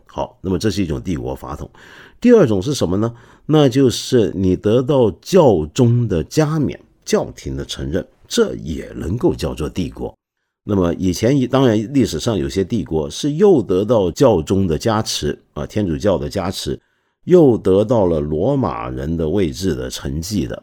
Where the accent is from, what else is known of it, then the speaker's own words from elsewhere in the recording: China; 我们中国人